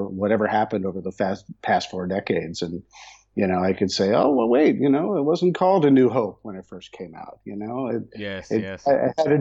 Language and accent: English; United States; also born or lived in New York / Chicago, Illinois; now in Los Angeles, United States; I'm from back east in the eastern United States, where I grew up in New York and Chicago